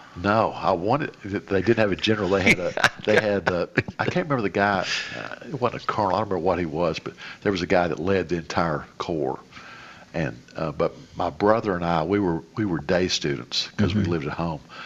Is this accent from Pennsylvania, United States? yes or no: no; Lebanon, Tennessee, United States; growing up in Lebanon